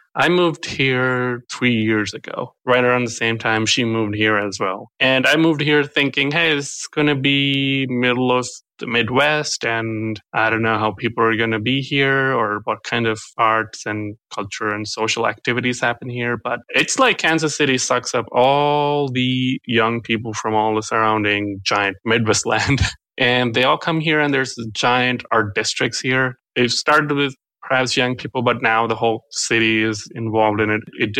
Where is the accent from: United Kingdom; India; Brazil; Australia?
India; Hyderabad, Telangana; first language Telugu; English is a second language; I grew up in the southern part of India in Hyderabad. It's a city down there that is huge.